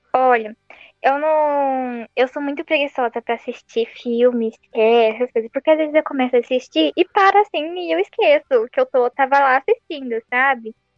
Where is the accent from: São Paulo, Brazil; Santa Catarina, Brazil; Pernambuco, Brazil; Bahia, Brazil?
São Paulo, Brazil; Santo André; Eu sou de Santo André.